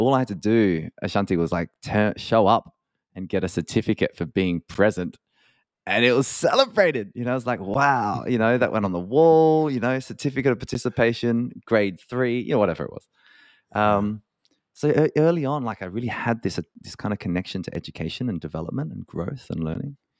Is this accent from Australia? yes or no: yes; Adelaide, South Australia, Australia; moved away as an adult; also born or lived in Dublin; I spent a lot of my, a lot of my kind of early years growing up in Adelaide, which is a beautiful city of one point three million people in South Australia.